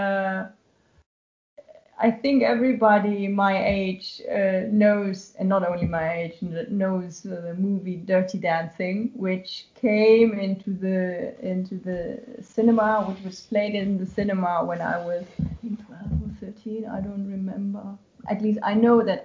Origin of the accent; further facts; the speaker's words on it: Germany; when I did my Abitur, when I finished high school